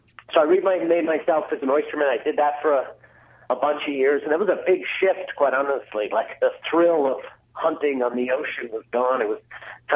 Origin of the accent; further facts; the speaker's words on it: Newfoundland and Labrador, Canada; moved away; I was born and raised in Newfoundland